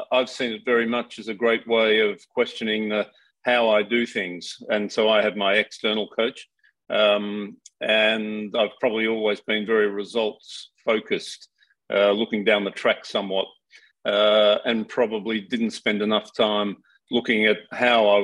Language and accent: English; Australia; moved away as an adult; also born or lived in New Zealand / United Kingdom; now in Singapore; I am Australian